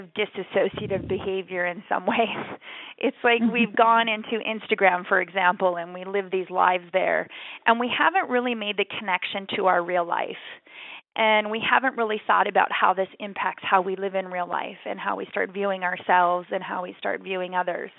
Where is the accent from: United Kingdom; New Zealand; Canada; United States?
Canada; growing up in Canada